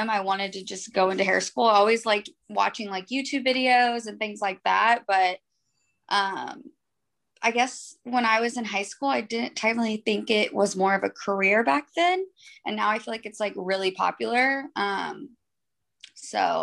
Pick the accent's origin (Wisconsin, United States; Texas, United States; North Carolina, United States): Texas, United States; Austin; I've only lived in Austin. I was born here